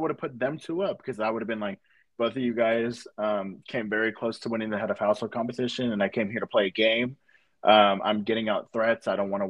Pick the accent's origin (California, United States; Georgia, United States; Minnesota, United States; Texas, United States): Georgia, United States; Atlanta; I'm from Atlanta.